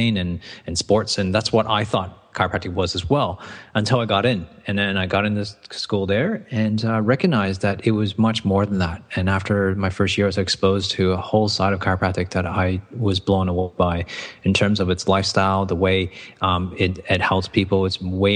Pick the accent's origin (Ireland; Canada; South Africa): Canada; Toronto, Ontario; moved away; I'd gone to school in Toronto, Canada, so that's where my accent comes from